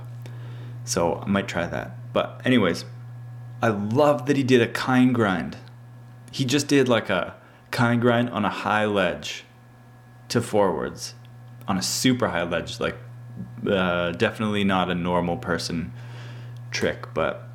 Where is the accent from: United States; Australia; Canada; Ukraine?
Canada; I'm from Canada